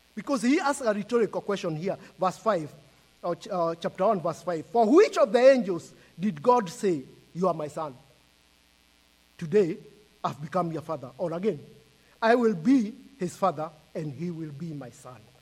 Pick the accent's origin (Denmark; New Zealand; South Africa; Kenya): Kenya; I am from Kenya, and we live in Kenya and we are visiting US